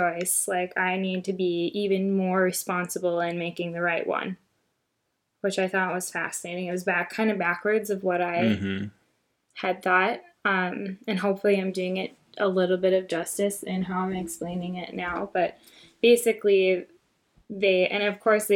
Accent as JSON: {"language": "English", "country": "United States", "said": "as an American, and obviously I've never lived any experience other than being an American"}